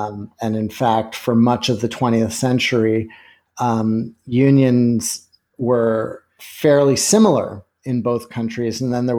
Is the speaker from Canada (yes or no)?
yes; Canada; now in United States; I grew up in Canada, but have lived in the States for a long time.